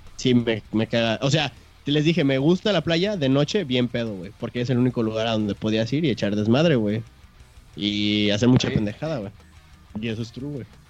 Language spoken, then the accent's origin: Spanish; Guadalajara, Jalisco, Mexico; soy de Guadalajara